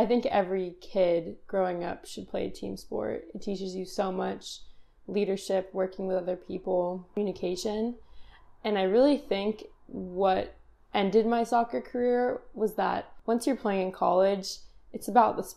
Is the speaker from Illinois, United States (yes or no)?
no; Costa Mesa, California, United States; I grew up in Costa Mesa, Newport Beach, Orange County